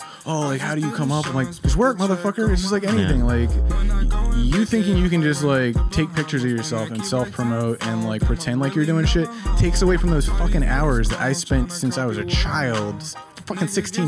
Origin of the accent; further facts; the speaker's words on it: Parkville, Maryland, United States; I grew up in Parkville.